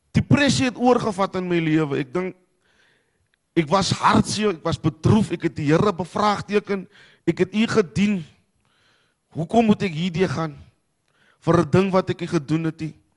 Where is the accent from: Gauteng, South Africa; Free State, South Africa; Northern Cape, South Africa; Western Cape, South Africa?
Western Cape, South Africa; Cape Town; ek is van die Kaapse vlakte